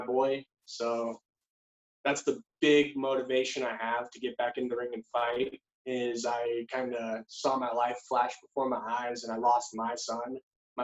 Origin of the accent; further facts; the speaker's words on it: Anchorage, Alaska, United States; moved away; also born or lived in Sandpoint, Idaho; I was born in Anchorage, Alaska